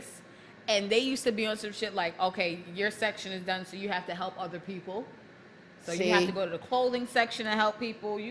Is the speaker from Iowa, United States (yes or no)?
no; New York City, New York, United States; born and raised in Brooklyn